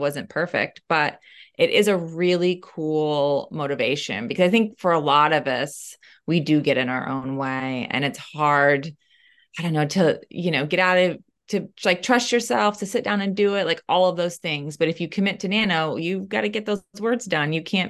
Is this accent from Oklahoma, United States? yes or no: yes; Oklahoma, United States; I was fortunate that in my hometown in Oklahoma, there was actually only one library in our county, and it was in the town I lived in.